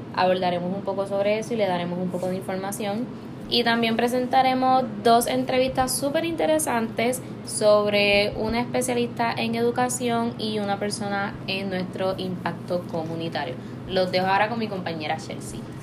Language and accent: Spanish; Puerto Rico; nuestra cultura, nuestra gente y todo lo que nos distingue como puertorriqueños.